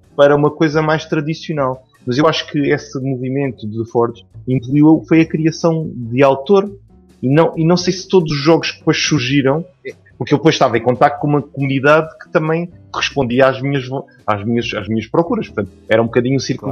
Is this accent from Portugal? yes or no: yes; Portugal; como a gente diz cá